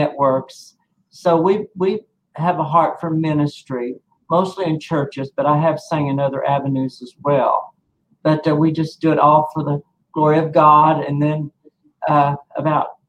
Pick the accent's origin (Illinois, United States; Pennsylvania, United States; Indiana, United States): Indiana, United States; Corydon; I'm from Corydon, Indiana, which is about 22 miles northwest of Louisville, Kentucky